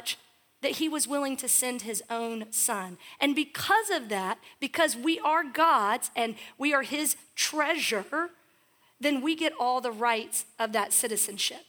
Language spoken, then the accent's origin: English; United States; as an American citizen